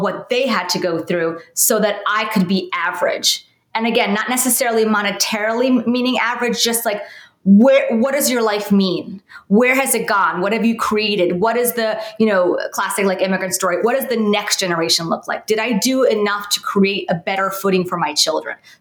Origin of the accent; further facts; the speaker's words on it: New York City, New York, United States; I grew up in New York, in Brooklyn